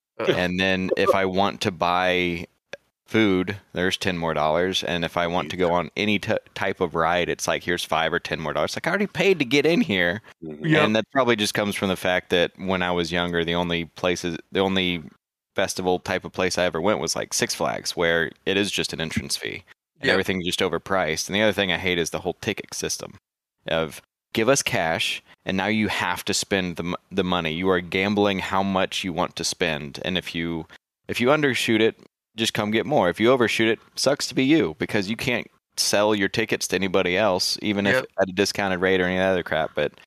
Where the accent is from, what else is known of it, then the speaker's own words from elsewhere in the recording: Texas, United States; that's Texas, man. We with so much state pride